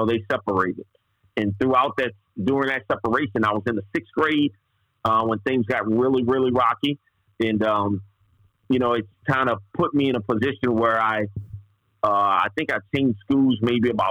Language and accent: English; New Orleans area, Louisiana, United States; I was born in New Orleans on a street called Feliciana Street